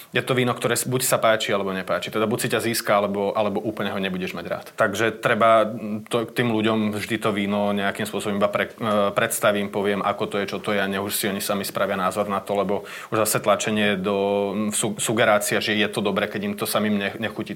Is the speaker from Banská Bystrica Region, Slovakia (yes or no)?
no; Čataj, Bratislava Region, Slovakia; also born or lived in Podmanín (family ancestry); my brigantovci tu z Čataja, a pochádzame z Podmanina